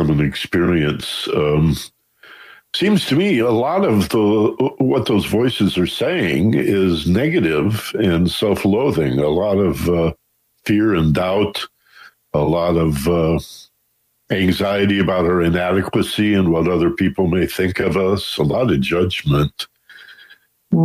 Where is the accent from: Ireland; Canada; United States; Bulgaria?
United States; Michigan; now in Los Angeles, United States; I was born and raised in Michigan